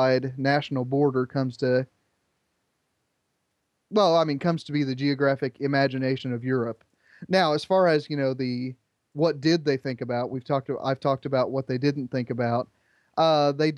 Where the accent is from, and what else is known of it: Indiana, United States; born or raised there